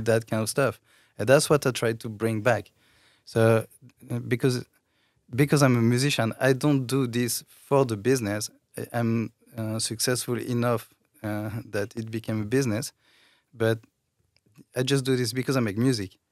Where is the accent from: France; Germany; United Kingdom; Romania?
France; accent: French; English is a second language; moved away; i come from france i think you can hear my accent